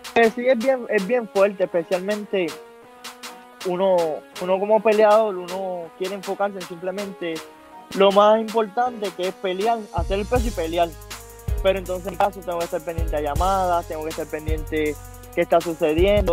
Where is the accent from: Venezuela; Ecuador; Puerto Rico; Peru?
Puerto Rico; Vieques; toda mi gente de Vieque, que somos gente aguerrida